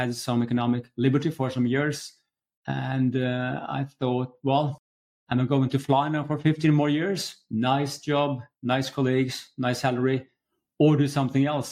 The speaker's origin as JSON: {"language": "English", "country": "Norway", "moved": "as an adult", "lives_now": "Stockholm, Sweden", "said": "I'm from Norway myself, but living here for 20 years."}